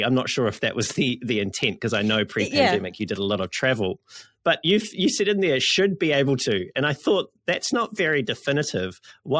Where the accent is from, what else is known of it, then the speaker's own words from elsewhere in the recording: New Zealand; my Siri is a Australian Siri and I'm a New Zealander, so that's probably why.